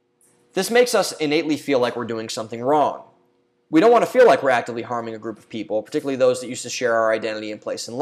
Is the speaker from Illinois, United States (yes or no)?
no; Ohio, United States; There's a bar and restaurant in my hometown called Two Bucks. It's a small chain that's local in Ohio.